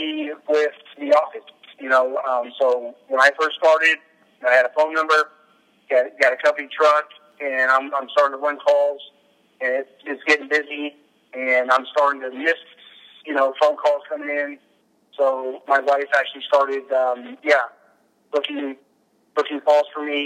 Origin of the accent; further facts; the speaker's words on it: South San Francisco, California, United States; I've lived here my whole life. I'm actually from South San Francisco